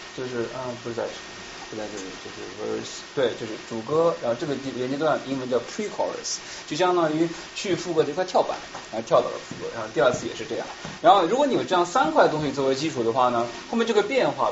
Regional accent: Shanghai, China; now in Boston, United States; 可能因为我们都是上海人

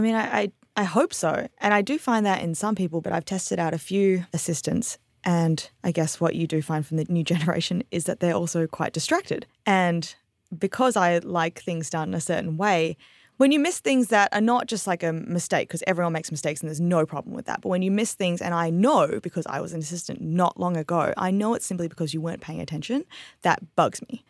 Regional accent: Perth, Western Australia, Australia; moved away as an adult; also born or lived in Singapore; now in Nashville, United States; we emigrated to Australia when I was about three or four and lived there till I was nineteen

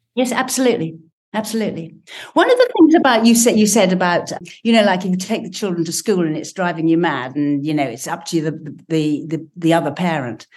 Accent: England, United Kingdom; I'm English

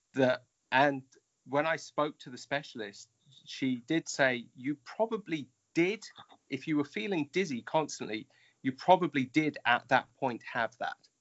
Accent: United Kingdom; now in Japan; I may be in Japan, but I'm I'm British

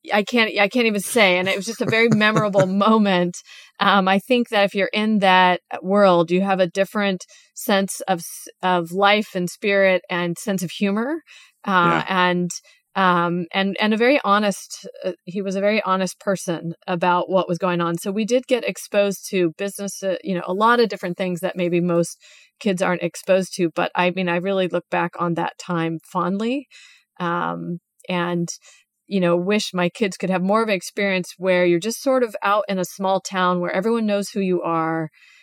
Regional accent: California, United States; when we eventually moved to California and growing up in California.

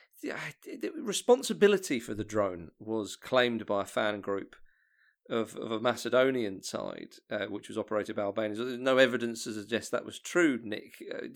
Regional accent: England, United Kingdom; I say this as an Englishman

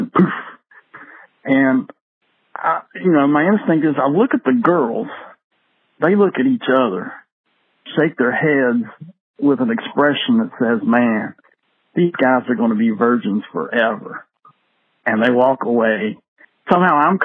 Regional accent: Dunbar, United States; in Dunbar

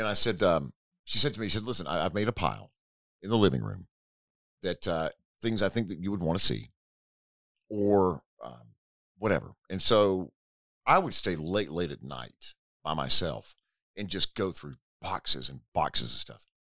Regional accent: Hickory, North Carolina, United States; I traveled to Hickory, North Carolina. That is my hometown, about sixty miles southwest of Charlotte.

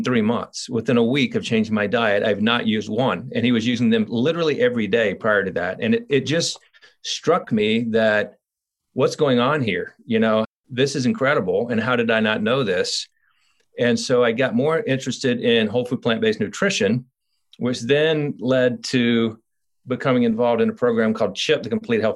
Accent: Columbia, South Carolina, United States; moved away as an adult; now in Asheville, United States; I'm from Columbia, South Carolina

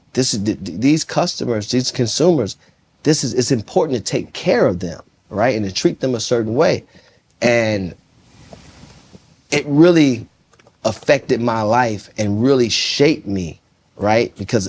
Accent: Jonesboro, Arkansas, United States; I'm coming from Jonesboro, Arkansas.

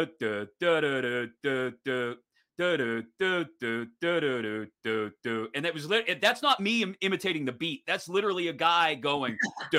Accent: Pittsburgh, Pennsylvania, United States; as a Pittsburgher and a Penguins fan.

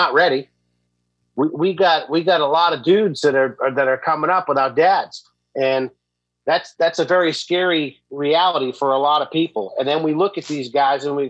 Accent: United States; us as American males

